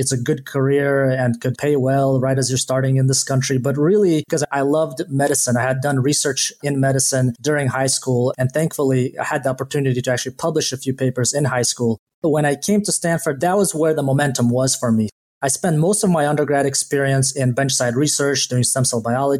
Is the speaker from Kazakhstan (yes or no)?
yes; Kazakhstan; now in United States; I was born in Kazakhstan and frankly didn't even know that the rest of the world existed until 1998 when my family left Kazakhstan. I grew up in Kazakhstan in one of the biggest cities there.